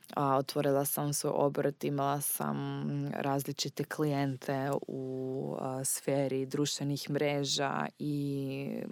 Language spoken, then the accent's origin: Croatian; Austria; Croatian is a second language; moved away as an adult; also born or lived in Graz, Austria; now in Zagreb, Croatia; rođena sam u Austriji. Moja mama je Austrijanka i moj tata je Austrijanac i baka i deda, oni su svi Austrijanci. Dakle, ja sam baš Austrijanka, nisam Hrvatica rođena negdje u inozemstvu.